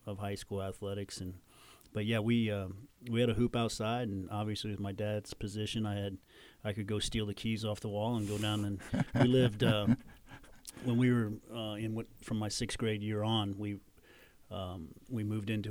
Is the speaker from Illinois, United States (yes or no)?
no; Jasper, Indiana, United States; growing up in Jasper, I was an hour and a half from Bloomington